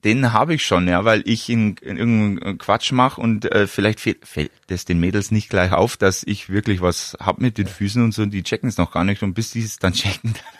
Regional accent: Wollensach, Bavaria, Germany; bei mir in Wollensach, in meinem Heimatort

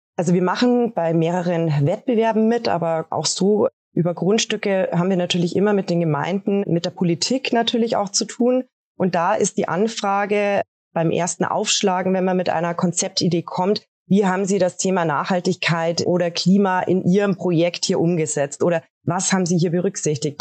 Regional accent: Regensburg, Bavaria, Germany; bei uns in Regensburg

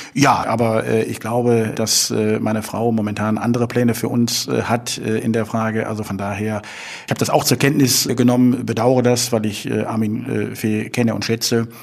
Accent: Leverkusen, North Rhine-Westphalia, Germany; now in Cologne, Germany; ich bin in Leverkusen geboren

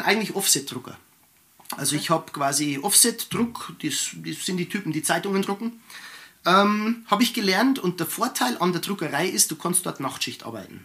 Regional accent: Germany; bei uns in Deutschland

